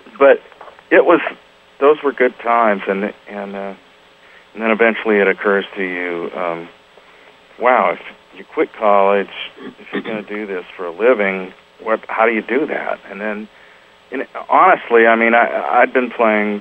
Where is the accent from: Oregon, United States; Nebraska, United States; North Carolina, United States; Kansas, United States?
Oregon, United States; moved away as an adult; also born or lived in Los Angeles; I grew up in Oregon, and playing rock and roll in bands in the Pacific Northwest